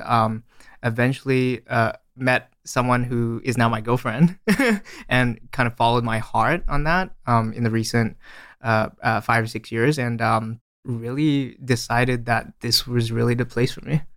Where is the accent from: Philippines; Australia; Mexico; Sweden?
Australia; moved away as an adult; also born or lived in Malaysia; now in San Francisco, United States; I was born in Malaysia and I, uh, grew up in Australia